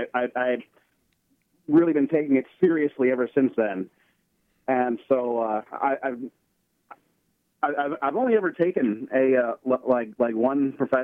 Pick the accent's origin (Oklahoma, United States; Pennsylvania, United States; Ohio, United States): Pennsylvania, United States; North Huntingdon; I'm from North Huntingdon.